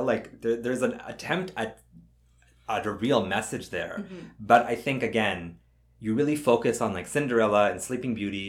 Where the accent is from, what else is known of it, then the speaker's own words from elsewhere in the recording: Canada; Mita and I are both Canadian.